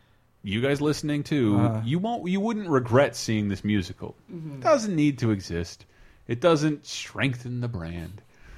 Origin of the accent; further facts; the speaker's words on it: Florida, United States; I'm from Florida.